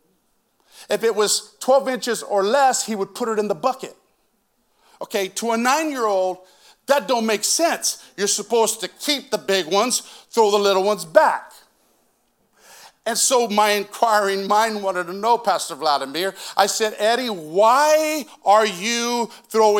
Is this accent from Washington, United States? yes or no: yes; Moses Lake, Washington, United States; I grew up in Moses Lake, Washington